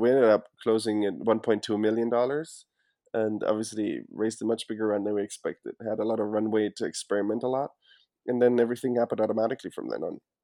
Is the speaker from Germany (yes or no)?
yes; Germany; moved away as an adult; now in United States; As you can hear, I'm, I'm actually not from the U S originally. I was born and raised in Germany